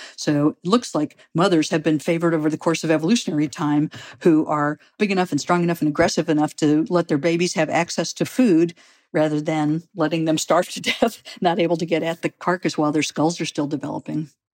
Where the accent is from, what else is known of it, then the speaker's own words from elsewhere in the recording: St. Louis, Missouri, United States; moved away; I grew up in Saint Louis, Missouri